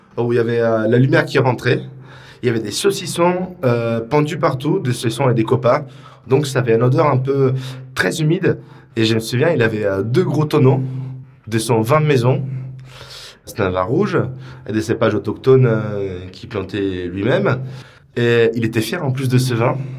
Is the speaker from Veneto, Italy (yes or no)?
yes; Isola della Scala, Veneto, Italy; now in Paris, France; je viens d'une région euh, qui est la Vénitie, donc c'est la région de Venise, dans un petit village qui s'appelle Isola della Scala